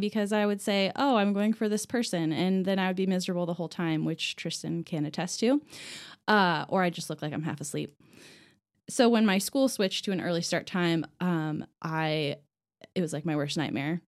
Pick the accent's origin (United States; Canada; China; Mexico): United States; Lafayette, Indiana; now in Indianapolis, United States; I am originally from Lafayette, which is a different city from West Lafayette